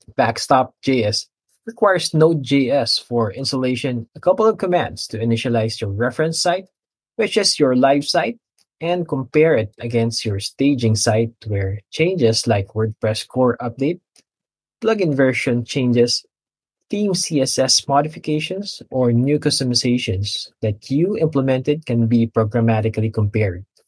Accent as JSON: {"language": "English", "country": "Philippines", "said": "from the Philippines"}